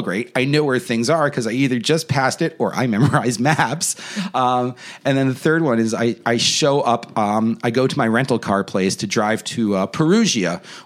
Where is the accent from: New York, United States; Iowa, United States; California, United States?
New York, United States; I'm from New York.